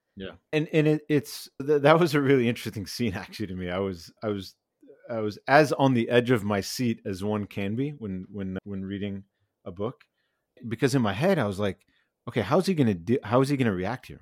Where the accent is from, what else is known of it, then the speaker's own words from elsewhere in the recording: small town outside Cleveland, Ohio, United States; moved away as an adult; now in California, United States; I grew up in Ohio in a small town outside of Cleveland